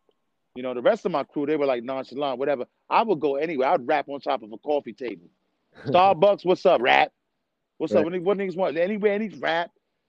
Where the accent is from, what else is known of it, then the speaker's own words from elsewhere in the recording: New York City, New York, United States; also born or lived in U.S. Virgin Islands / Brooklyn; I was born in the Virgin Islands, but about 3 years old, I was in New York City.